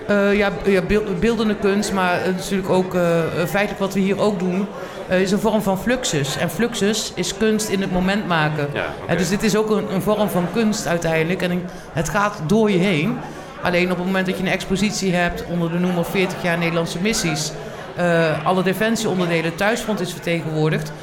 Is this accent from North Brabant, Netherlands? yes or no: yes; Tilburg, North Brabant, Netherlands; ik kom uit Tilburg. Ik ben eh, Geboren Tilburgse.